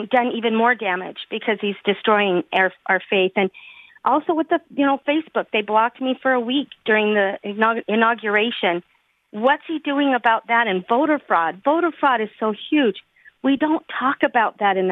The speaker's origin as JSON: {"language": "English", "region": "Utah", "country": "United States", "said": "I am from Utah. I am a constituent."}